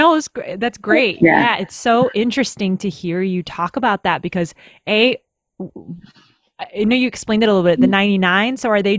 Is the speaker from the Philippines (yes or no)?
yes; Philippines; moved away; Like, I come from the Philippines. And I was born there